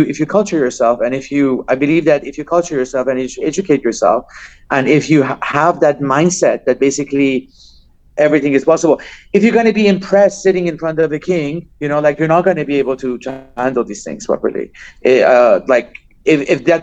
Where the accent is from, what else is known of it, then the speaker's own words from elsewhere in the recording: Iran; I'm from Iran